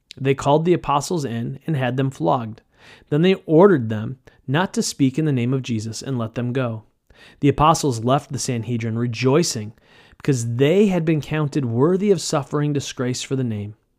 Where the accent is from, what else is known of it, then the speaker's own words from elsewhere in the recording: United States; modern American Christians